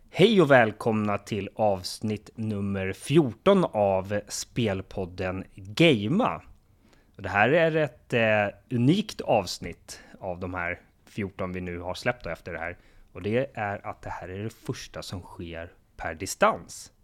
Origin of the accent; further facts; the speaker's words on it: Sweden; som varken du eller jag som svenskar har